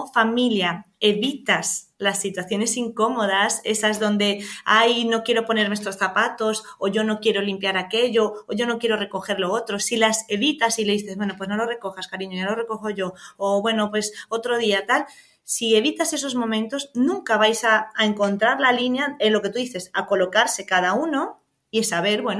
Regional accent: Venezuela; now in Spain; en nuestro caso que venimos de Venezuela muchas veces cuando nos tocaba el gallego era como, ay Dios mío, ¿qué viene a decir aquí?

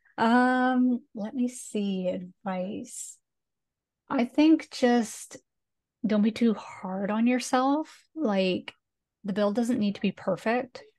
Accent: Canada; accent: Canadian

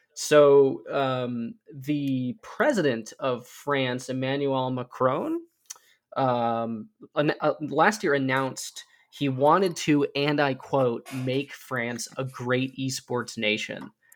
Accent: United States; as Americans

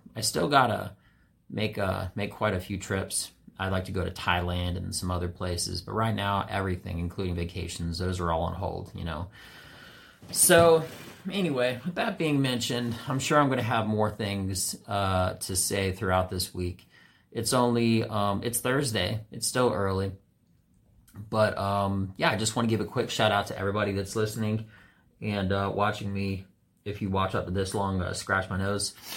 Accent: Washington, District of Columbia, United States; a white guy who primarily had only black friends, always, uh, from D C.

